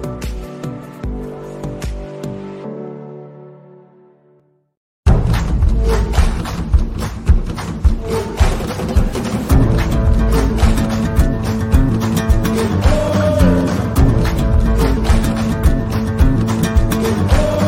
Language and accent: English; United States; I'm from the States